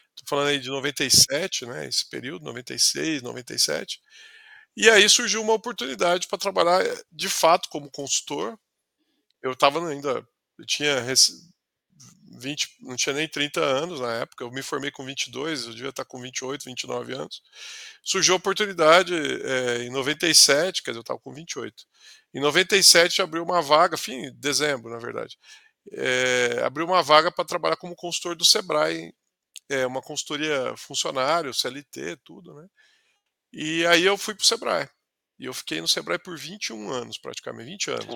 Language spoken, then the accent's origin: Portuguese; Ribeirão Preto, São Paulo, Brazil; also born or lived in São Carlos; sou do interior de São Paulo, sou da, da, da, região ali de Ribeirão Preto